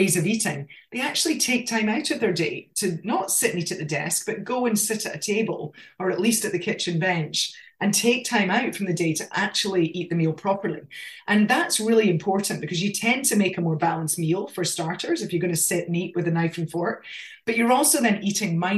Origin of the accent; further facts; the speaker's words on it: Scotland, United Kingdom; accent: Scottish; moved away as an adult; now in Australia; I grew up in Scotland, I mean, we lived in the country.